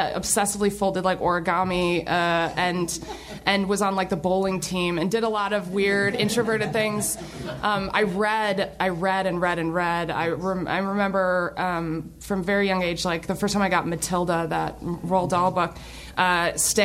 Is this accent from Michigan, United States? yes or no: yes; Kalamazoo, Michigan, United States; I grew up in Kalamazoo, Michigan